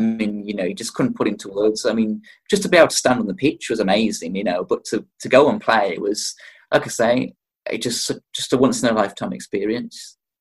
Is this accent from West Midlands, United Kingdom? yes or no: yes; Wolverhampton, West Midlands, United Kingdom; I'm from Wolverhampton